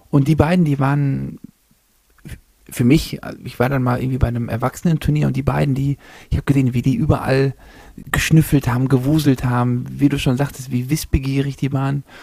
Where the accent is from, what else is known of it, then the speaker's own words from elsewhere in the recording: East Germany, Germany; born there; als geborener Ossi, habe ich so